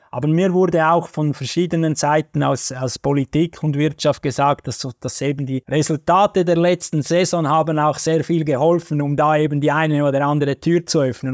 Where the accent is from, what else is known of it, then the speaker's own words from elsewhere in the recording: Switzerland; als Schweizer